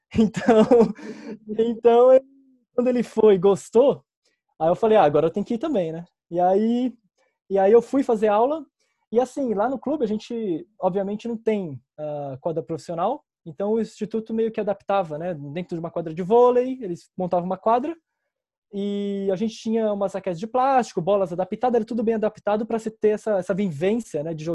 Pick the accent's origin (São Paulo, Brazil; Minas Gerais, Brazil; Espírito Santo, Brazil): São Paulo, Brazil; Bom, eu sou da Zona Leste de São Paulo, São Miguel Paulista.